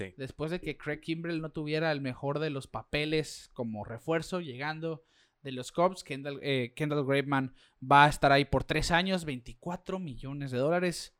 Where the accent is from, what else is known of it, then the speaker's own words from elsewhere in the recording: Mexico; como mexicano